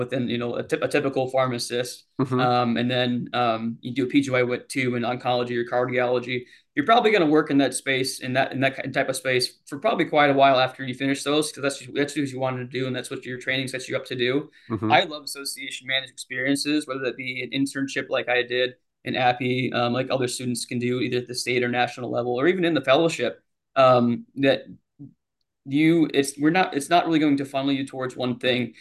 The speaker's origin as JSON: {"language": "English", "region": "Iowa", "country": "United States", "tie": "born or raised there", "moved": "as an adult", "lives_now": "Nashville, United States", "said": "being born and raised in Iowa all my life"}